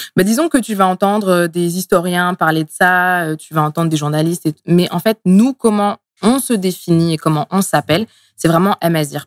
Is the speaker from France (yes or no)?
yes; Essonne, Île-de-France, France; also born or lived in Tunisia / Montreal, Canada; je suis née en Tunisie. Euh, je suis arrivée en France euh, étant bébé. Euh, dans le 91